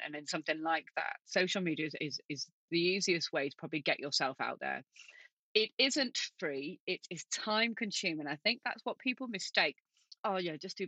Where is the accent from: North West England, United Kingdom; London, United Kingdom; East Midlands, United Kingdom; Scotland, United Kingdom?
North West England, United Kingdom; Manchester; I'm from Manchester. I'm originally a Manchester girl.